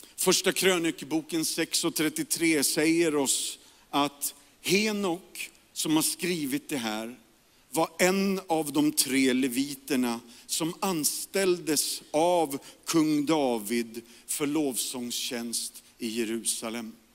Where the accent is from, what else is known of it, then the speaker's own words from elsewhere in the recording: Järfälla, Stockholm County, Sweden; also born or lived in Karolinska (Solna); jag växte upp i Järfälla, Jakobsberg